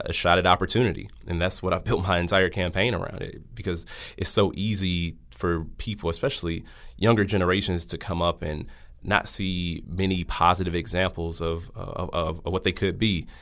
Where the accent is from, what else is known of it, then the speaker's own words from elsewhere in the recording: Milwaukee, Wisconsin, United States; born and raised in the city of Milwaukee